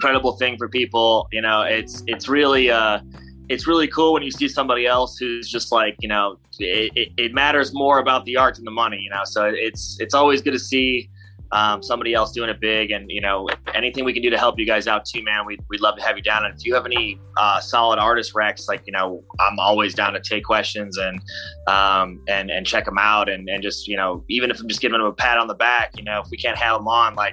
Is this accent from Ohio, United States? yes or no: yes; Cleveland, Ohio, United States; I'm originally from Cleveland